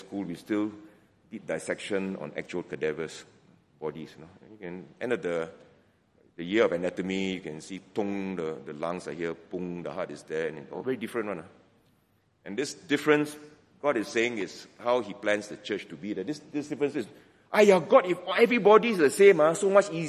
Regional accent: George Town, Penang, Malaysia; accent: Penang Hokkien; moved away; I go back to Penang, my hometown. You'll notice that some Penang Hokkien escapes once in a while.

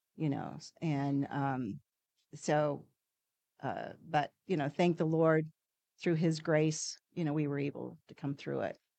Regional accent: New Zealand; moved away; I'm originally from New Zealand, uh, that's where my parents, um, um, grew up, and, um, when I came over to this country

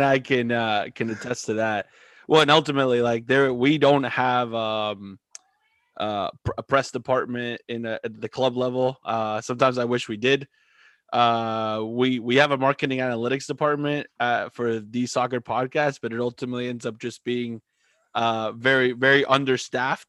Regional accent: South Florida, United States; moved away as an adult; also born or lived in Philadelphia; now in Delaware, United States; I grew up in South Florida where, allegiance changes every 30 seconds

